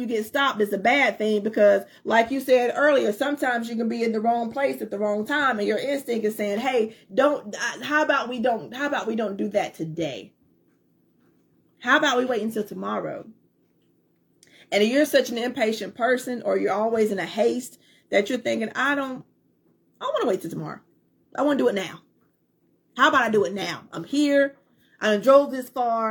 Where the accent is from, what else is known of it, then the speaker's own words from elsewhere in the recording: North Carolina, United States; also born or lived in Fayetteville, North Carolina; I'm from the country part of North Carolina